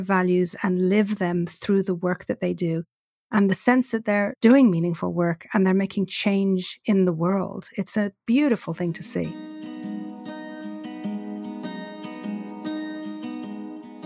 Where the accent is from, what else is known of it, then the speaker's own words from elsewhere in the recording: Ireland; growing up in Ireland, we used to go to see Maureen Potter and the end of year Christmas special in the Gaiety Theatre.